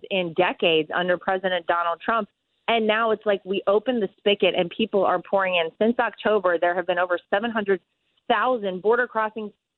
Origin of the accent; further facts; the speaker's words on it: Wilmington, North Carolina, United States; I'm from Wilmington, North Carolina, Wrightsville Beach specifically